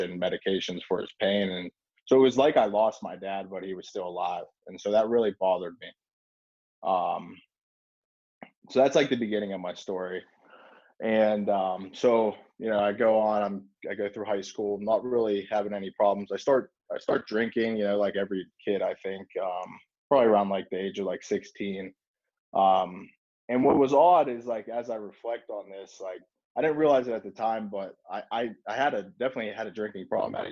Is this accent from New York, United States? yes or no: no; Pittsburgh, Pennsylvania, United States; I'm just a normal kid growing up in South Hills of Pittsburgh